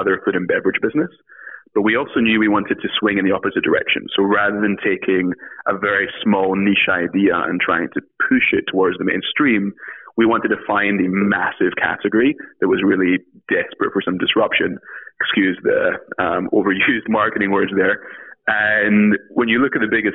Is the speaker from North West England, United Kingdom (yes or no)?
no; Scotland, United Kingdom; moved away as an adult; now in United States; I am from Scotland originally, came to the US to study at Brown University